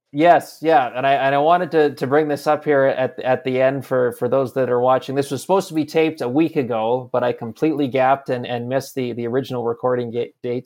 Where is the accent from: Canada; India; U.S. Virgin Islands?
Canada; Campbell River, British Columbia; I'm from Campbell River, B C